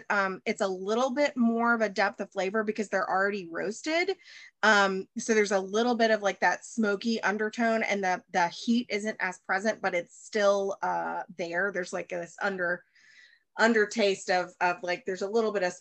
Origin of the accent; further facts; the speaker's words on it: the South, United States; Um, I again from because I'm from the South. Have you ever had Duke's mayonnaise?